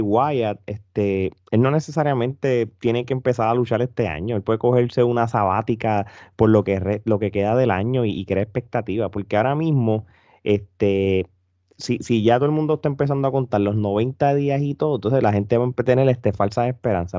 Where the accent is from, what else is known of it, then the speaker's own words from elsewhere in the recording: Puerto Rico; Nosotros como puertorriqueños